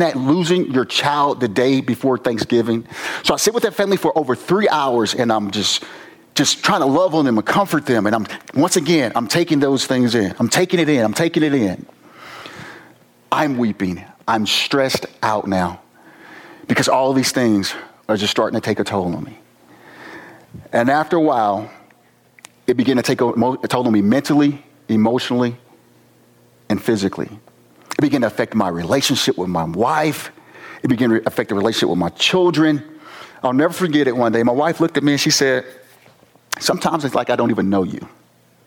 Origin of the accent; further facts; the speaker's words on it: East St. Louis, Illinois, United States; I'm from Southern Illinois, East St. Louis